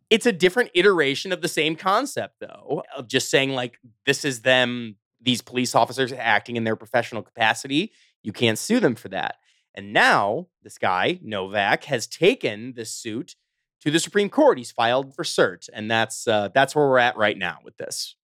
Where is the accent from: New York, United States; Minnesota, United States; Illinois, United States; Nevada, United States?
Illinois, United States; Chicago; I'm from the suburbs of Chicago